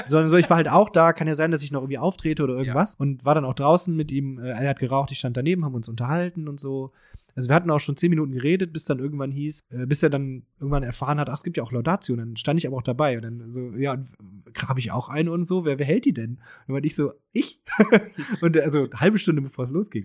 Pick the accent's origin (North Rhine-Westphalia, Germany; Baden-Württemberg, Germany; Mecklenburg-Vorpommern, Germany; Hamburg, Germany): North Rhine-Westphalia, Germany; Krefeld; moved away; ich komme aus Krefeld, das ist in der Nähe von Paris